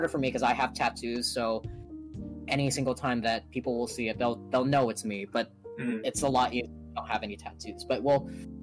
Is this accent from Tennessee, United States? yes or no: no; Hawaii, United States; in Hawaii, again, I'm born and raised here